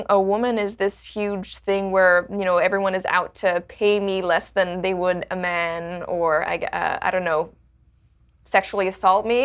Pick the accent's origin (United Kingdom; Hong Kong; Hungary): Hong Kong; also born or lived in Canada; Well, it's interesting because I, I was born in Canada, but I didn't grow up in Canada. I grew up in Hong Kong